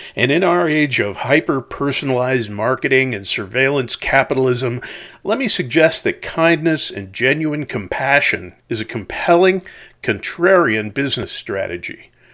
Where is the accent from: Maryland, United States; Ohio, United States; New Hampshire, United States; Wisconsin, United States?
Wisconsin, United States; La Crosse; I grew up in La Crosse, Wisconsin